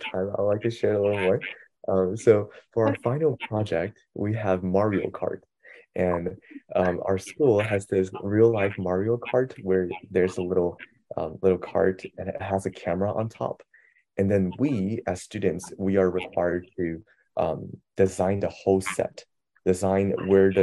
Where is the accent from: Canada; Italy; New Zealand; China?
China; now in United States; hey, I'm from China. Like, I speak perfect Mandarin.